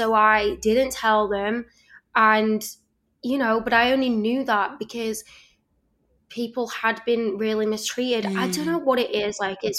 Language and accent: English; Leeds, Yorkshire and the Humber, United Kingdom; now in Los Angeles, United States; I'm from Leeds